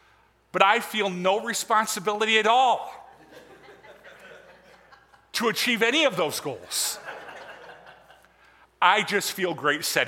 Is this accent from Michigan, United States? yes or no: yes; Michigan, United States; moved away; I was raised in Michigan